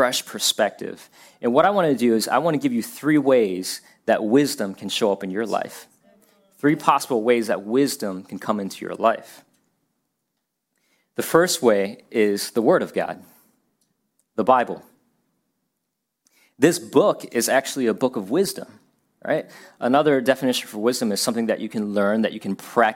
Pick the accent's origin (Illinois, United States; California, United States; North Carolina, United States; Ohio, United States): Ohio, United States; Ashtabula; moved away as an adult; also born or lived in Florida; I grew up in Ohio, a town called Ashtabula, very small town